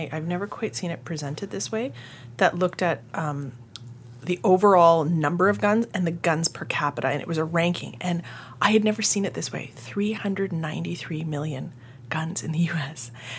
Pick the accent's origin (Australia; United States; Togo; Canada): Canada; Maybe because I'm Canadian, that talking point, that worry seems so psychologically